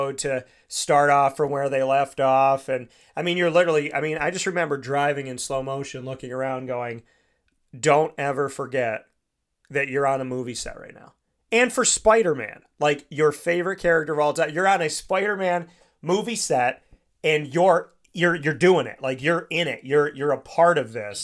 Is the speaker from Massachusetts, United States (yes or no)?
no; Syracuse, New York, United States; Syracuse, my hometown